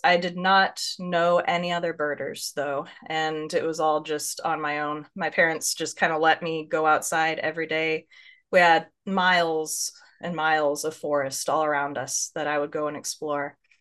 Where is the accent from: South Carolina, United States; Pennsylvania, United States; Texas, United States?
Texas, United States; Northeast; also born or lived in Lewis County, Washington; now in Washington, United States; I grew up in Northeast Texas, by up in the corner by Arkansas and Louisiana, uh, out in the Piney Woods region